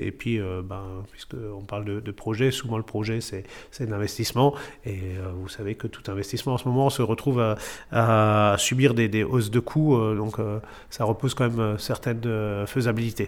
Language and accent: French; Matzenheim, Grand Est, France; je suis natif de, de Matzenheim